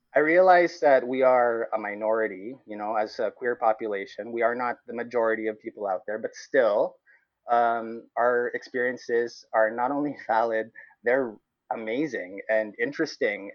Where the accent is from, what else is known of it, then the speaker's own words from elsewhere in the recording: Cebu, Central Visayas, Philippines; moved away as an adult; now in Halifax, Canada; I am Filipino Canadian. I grew up in Cebu